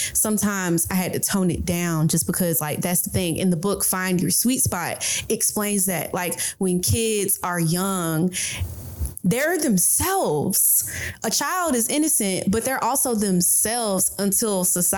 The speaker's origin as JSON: {"language": "English", "town": "Atlanta", "region": "Georgia", "country": "United States", "tie": "born or raised there", "said": "growing up in Southwest Atlanta"}